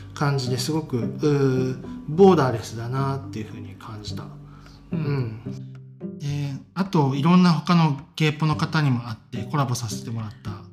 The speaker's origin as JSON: {"language": "Japanese", "region": "Osaka", "country": "Japan", "tie": "born or raised there", "also_born_or_lived": "Tokyo / Singapore", "moved": "as an adult", "lives_now": "Norway", "said": "僕は、まあ、大阪出身で、うん、まあ、職ずっと東京で働いてた、まあ、シンガポールで働いてたこともあるけど"}